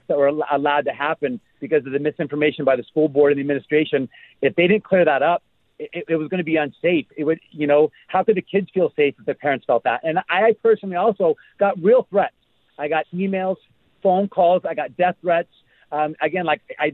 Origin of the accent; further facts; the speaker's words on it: Seattle, Washington, United States; now in Allentown, United States; I'm from Seattle and my entire family's out there